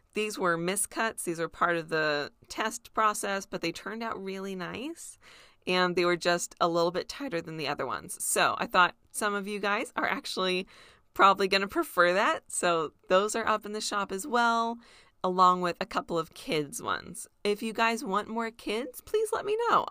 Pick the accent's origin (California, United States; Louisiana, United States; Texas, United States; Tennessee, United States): California, United States; near Disneyland; I grew up near Disneyland